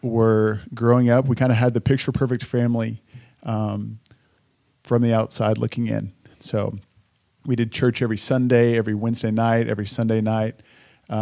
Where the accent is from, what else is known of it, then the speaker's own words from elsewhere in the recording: Richardson, Texas, United States; I was born and raised in Richardson, Texas, which is a suburb of the great city of Dallas